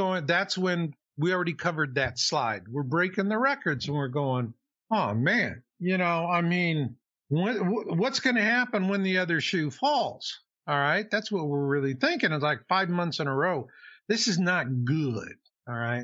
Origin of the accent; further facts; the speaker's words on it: Phoenix, Arizona, United States; moved away as an adult; also born or lived in Texas / Houston / San Francisco / Santa Cruz; I grew up in Phoenix, Arizona, actually.